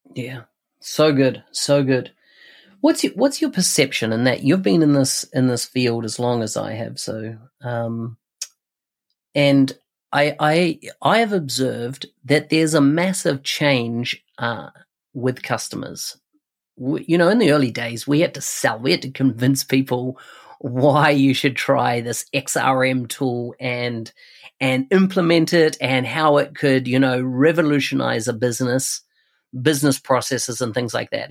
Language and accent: English; New Zealand; Auckland, New Zealand, so my home country